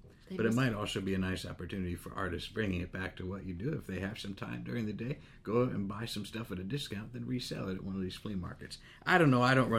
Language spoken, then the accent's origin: English; Pennsylvania, United States; I grew up in Pennsylvania.